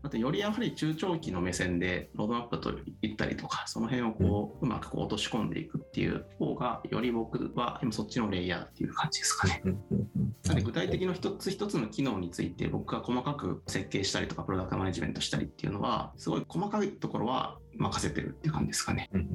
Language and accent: Japanese; Miyagi, Japan; moved away as an adult; now in Tokyo, Japan; 僕地元が宮城なんですけどもその時まだ宮城県にいてそこから東京に上京してくるって感じですね